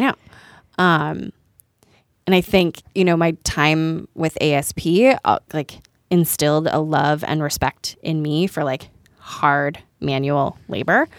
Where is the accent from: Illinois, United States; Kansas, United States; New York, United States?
Illinois, United States; just outside of Chicago; I grew up just outside of Chicago